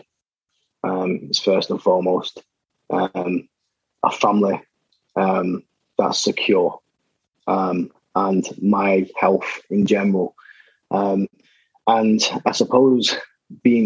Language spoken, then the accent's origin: English; Salford, North West England, United Kingdom; growing up in Salford